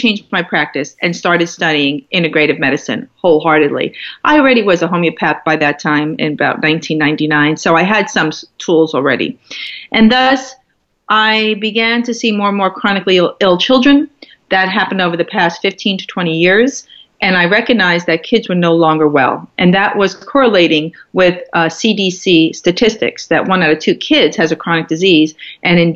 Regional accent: New York, United States; now in Marin County, United States; I'm a New Yorker

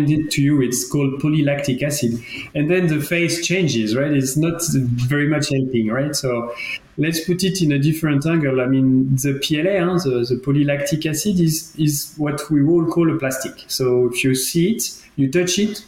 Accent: France; accent: French; English is a second language; moved away as an adult; now in Geneva, Switzerland; as you can understand from my accent, I'm from France. I've been always studying and being basically educated in France

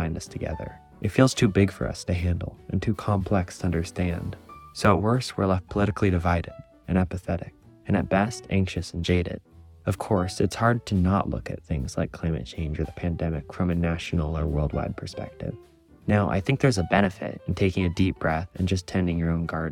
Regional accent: Oregon, United States; my home state in Oregon

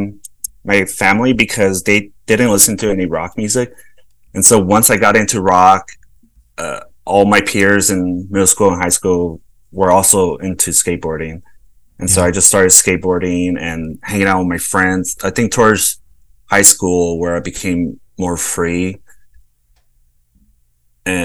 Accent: Los Angeles, California, United States; moved away as an adult; also born or lived in El Salvador / New York City / San Francisco; now in Kansas City, United States; I grew up in South Central

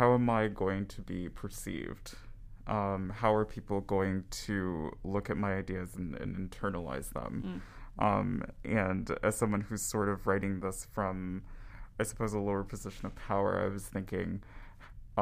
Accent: Belize; also born or lived in United States; now in Winnipeg, Canada; I'm an international student. I'm from Belize. I was living in the States before I moved here

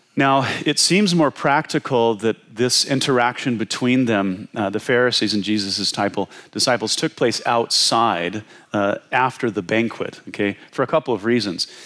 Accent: Washington, United States; I was from Washington State.

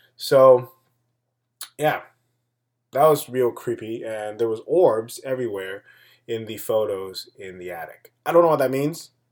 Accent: Taipei, Taiwan; my hometown, Taipei

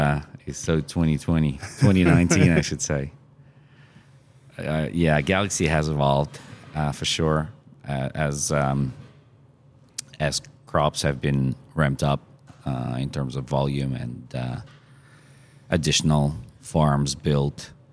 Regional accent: Australia; I'm from Australia, right? So we can start drinking at 18.

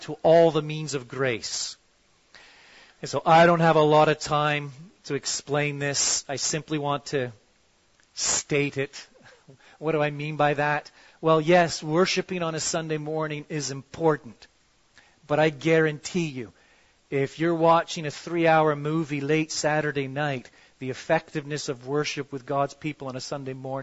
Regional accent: Toronto, Ontario, Canada; I'm from Toronto

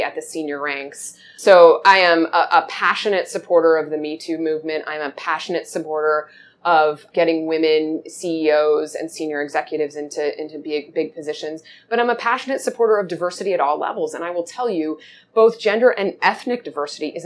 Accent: Washington, District of Columbia, United States; I grew up in Washington, D.C.

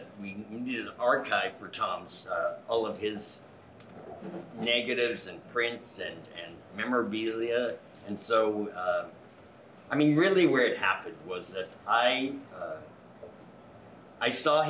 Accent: Canada; moved away as an adult; also born or lived in New York; now in Los Angeles, United States; I was 26, I grew up in Canada

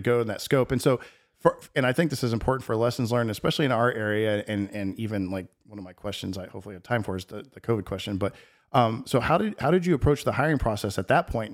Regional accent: Texas, United States; moved away; I grew up in Texas

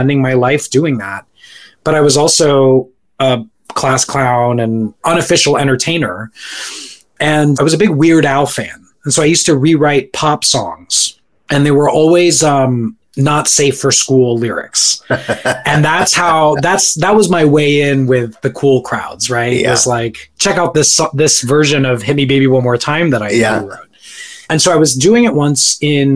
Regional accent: Orlando, Florida, United States; moved away as an adult; also born or lived in Staten Island, New York; we moved to Florida in 1992, and I was there up until the end of college

